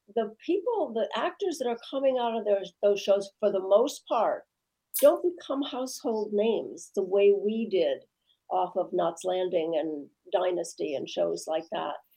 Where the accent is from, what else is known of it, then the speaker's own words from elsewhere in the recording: Midwest, United States; I'm from the Midwest